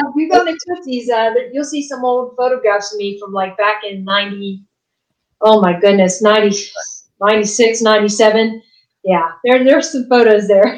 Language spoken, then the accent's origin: English; West Virginia, United States; now in Nashville, United States; I'm originally from West Virginia